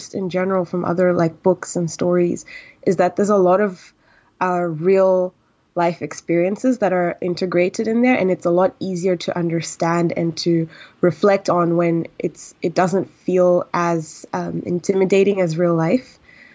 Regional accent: Tanzania; moved away; I'm actually Tanzanian and I grew up in Tanzania

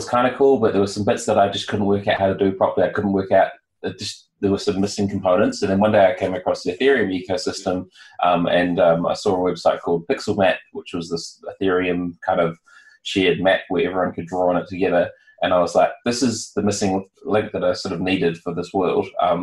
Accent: New Zealand; I'm from New Zealand

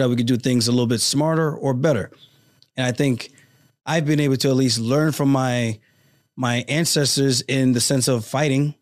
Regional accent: Roosevelt, New York, United States; also born or lived in Uniondale, New York; I grew up in Roosevelt, New York, Long Island

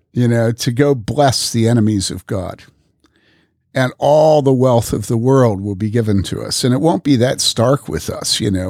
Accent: Wheaton, Illinois, United States; I grew up in Wheaton

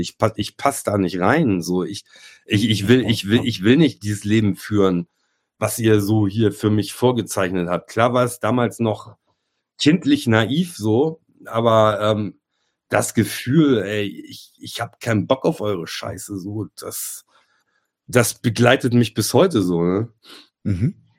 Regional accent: Germany; ich komme ursprünglich aus, aus einem kleinen Kaff hier aus dem Speckgürtel in Hamburg

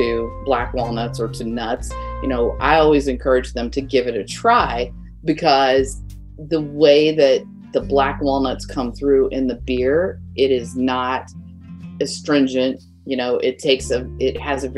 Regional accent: the Ozarks, Missouri, United States; I grew up in the Ozarks, and that's how I made my spending money as a kid

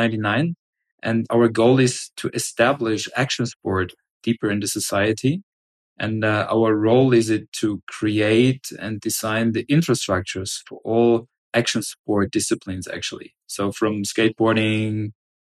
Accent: Germany; I'm from Germany

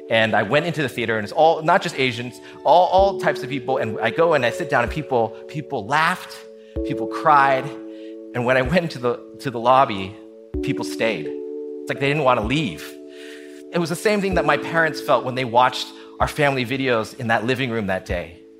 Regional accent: California, United States; I'm not Latino. I'm not from Washington Heights. I'm all California kid, but that core, I got it and I could communicate that.

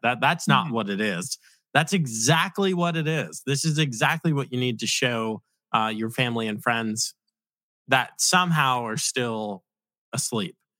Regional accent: Virginia Beach, Virginia, United States; I grew up in Virginia Beach

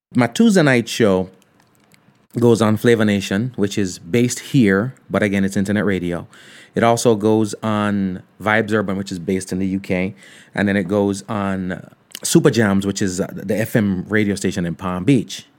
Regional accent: Ocho Rios, Saint Ann, Jamaica; I grew up in Ocho Rios.

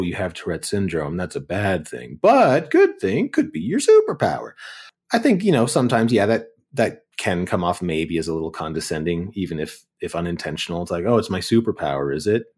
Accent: Kitchener, Ontario, Canada; I grew up in Kitchener, Waterloo in Ontario

